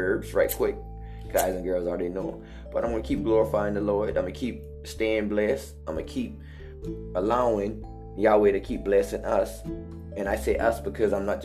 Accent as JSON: {"language": "English", "town": "Hollywood", "region": "South Carolina", "country": "United States", "said": "I come from Hollywood, South Carolina, Highway 162, 6611, the bottom."}